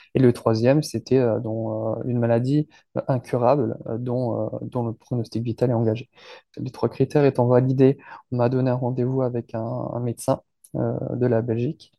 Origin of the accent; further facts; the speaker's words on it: France; je suis français